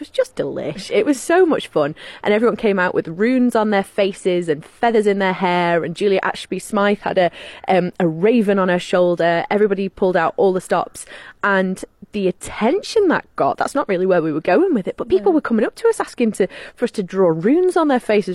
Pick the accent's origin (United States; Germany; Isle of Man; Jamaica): Isle of Man; here's England and here's Ireland and we're right in the middle